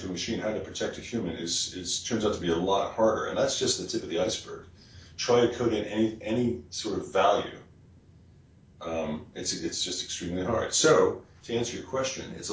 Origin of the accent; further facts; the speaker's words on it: West Virginia, United States; I'm from West Virginia